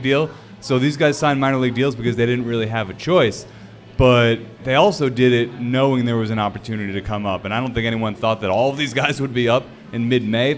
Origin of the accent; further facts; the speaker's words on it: Massachusetts, United States; I grew up in Massachusetts